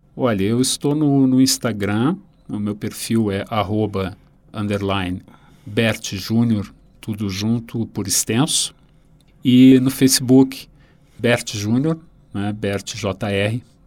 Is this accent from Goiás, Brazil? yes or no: no; Rio Grande do Sul, Brazil; um autor da minha terra